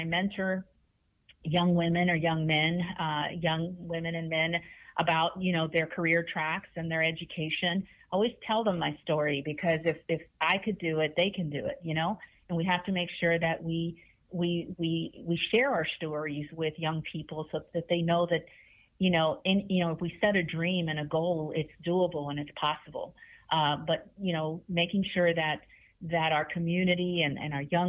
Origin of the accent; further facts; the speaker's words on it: Houston, Texas, United States; I'm from Denver Harbor. I grew up in Denver Harbor. My family comes from Monterrey, Mexico